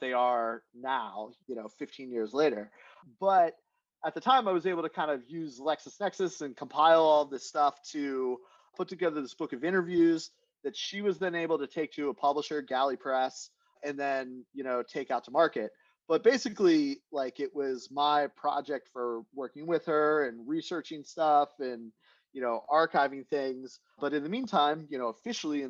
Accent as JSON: {"language": "English", "town": "Chambersburg", "region": "Pennsylvania", "country": "United States", "said": "I'm from central Pennsylvania, a town near Gettysburg, Chambersburg."}